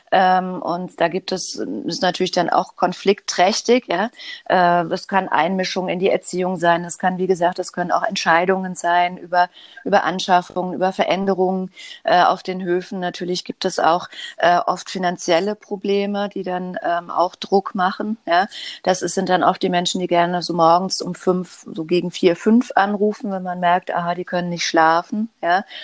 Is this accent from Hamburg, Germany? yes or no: yes; Hamburg, Germany; ich komme aus Hamburg und lebe in Hamburg im Alstertal.